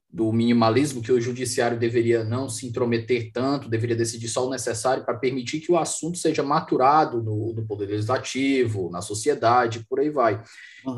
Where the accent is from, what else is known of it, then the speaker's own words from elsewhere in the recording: Fortaleza, Ceará, Brazil; moved away; eu estou aqui na minha terra, Fortaleza